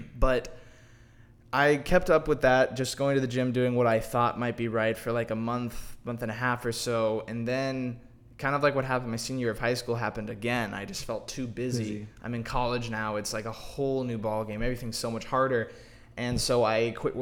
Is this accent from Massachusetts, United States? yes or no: no; Dallas, Texas, United States; I'm from Dallas.